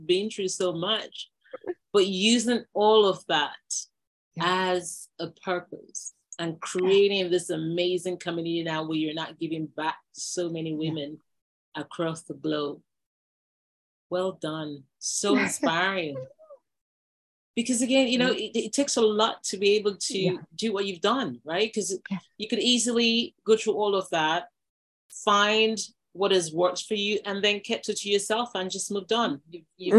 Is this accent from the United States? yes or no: no; Nigeria; I'm from Nigeria.